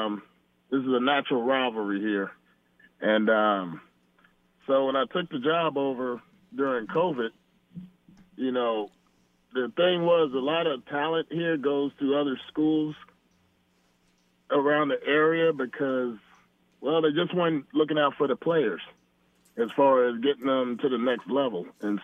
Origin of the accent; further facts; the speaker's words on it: Camarillo, California, United States; But, you know, I grew up here in Camarillo, love it here.